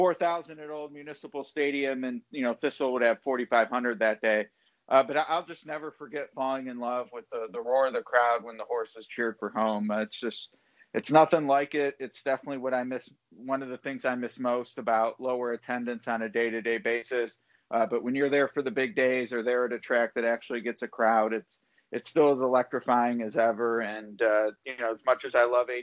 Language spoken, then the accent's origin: English; Cleveland, Ohio, United States; growing up in the 80s in Cleveland